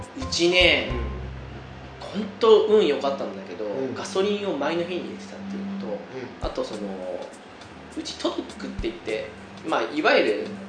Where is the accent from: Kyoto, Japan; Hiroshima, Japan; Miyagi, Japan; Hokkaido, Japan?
Hokkaido, Japan; 同じ道民として